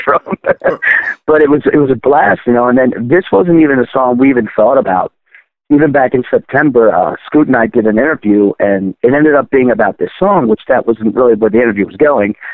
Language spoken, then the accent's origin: English; Baltimore, Maryland, United States; I grew up in Baltimore, Maryland.